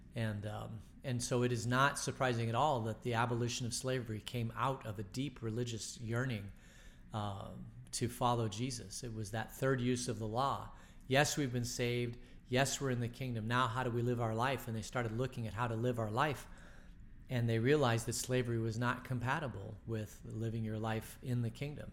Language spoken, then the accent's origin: English; Phoenix, Arizona, United States; growing up in Phoenix in the sixties